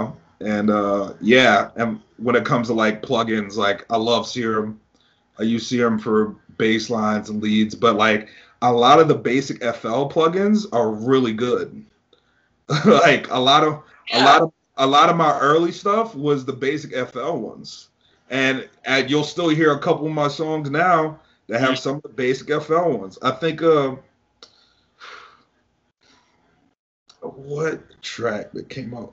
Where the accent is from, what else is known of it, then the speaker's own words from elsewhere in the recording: New York City, New York, United States; moved away; also born or lived in Tampa; I was born in Brooklyn, and my family used to live there.